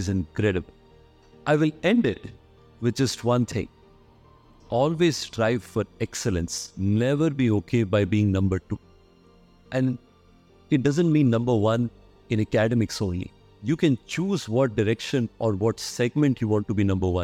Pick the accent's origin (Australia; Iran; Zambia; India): India; Odisha-Andhra Pradesh border; moved away; also born or lived in Kota / Delhi; I was born and brought up in the Odisha-Andhra Pradesh border, in a place where 80% population is below poverty line.